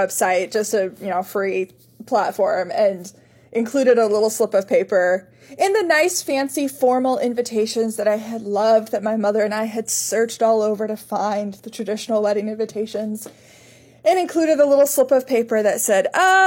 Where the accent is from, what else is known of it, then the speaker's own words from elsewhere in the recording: Indianapolis, Indiana, United States; also born or lived in Fort Wayne, Indiana; I grew up in Indianapolis